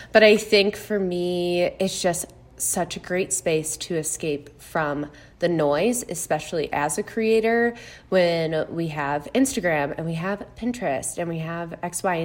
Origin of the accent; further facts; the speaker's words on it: Chicago, Illinois, United States; also born or lived in Missouri; I'm from the Chicago area, so Midwest gal all around